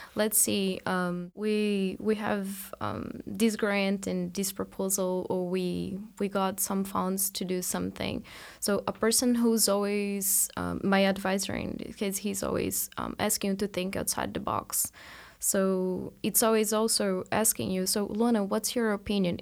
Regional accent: Brazil; moved away as an adult; now in Marianna, United States; I am from Brazil, and at the end of my undergrad, I came to the U S

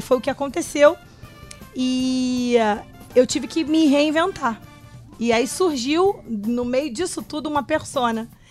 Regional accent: Rio de Janeiro, Brazil; nascida e criada em Madureira

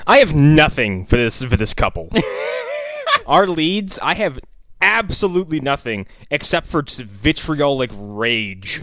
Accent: East Coast, United States; we're all from the East Coast.

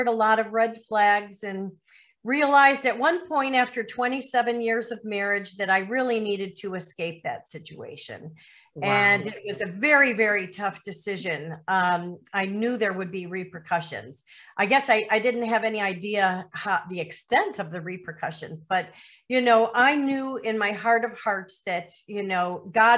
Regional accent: Lake Forest, Illinois, United States; moved away as an adult; also born or lived in Miami, Florida / Chicago suburbs; now in Caribbean; I was raised in Lake Forest, Illinois, which is a northern suburb

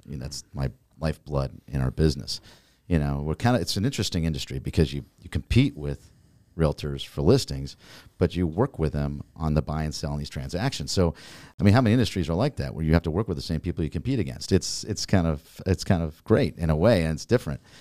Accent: Naples, Florida, United States; I grew up in Naples. Um, been here for over forty years

